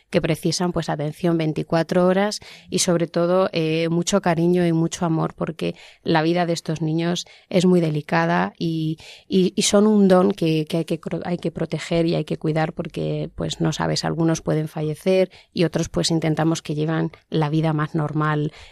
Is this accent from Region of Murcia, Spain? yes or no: yes; Cartagena, Region of Murcia, Spain; yo soy de Cartagena y estudié allí con las hermanas.